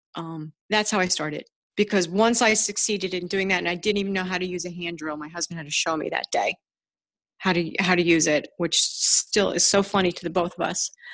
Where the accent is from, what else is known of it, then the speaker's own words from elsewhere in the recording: Ridgewood, New Jersey, United States; I grew up in Ridgewood, New Jersey, which is a, a beautiful town